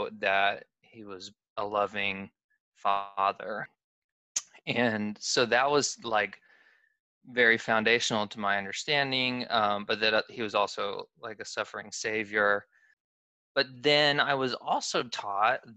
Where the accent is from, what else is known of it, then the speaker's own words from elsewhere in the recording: Southeast, United States; I grew up in the Southeast. I've always lived in the Southeast